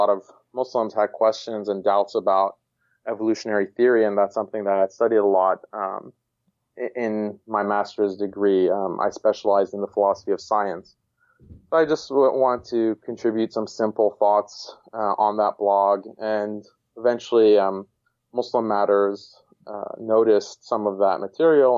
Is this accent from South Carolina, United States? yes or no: no; Houston, Texas, United States; moved away as an adult; also born or lived in Boston; I was born and raised in Houston, Texas